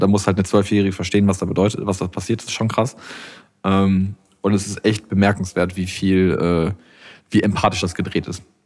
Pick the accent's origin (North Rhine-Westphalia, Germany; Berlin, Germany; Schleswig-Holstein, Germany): North Rhine-Westphalia, Germany; Iserlohn; bei uns in meiner Heimatstadt von meinen Eltern ist ja eines der größten Schützenfeste Deutschlands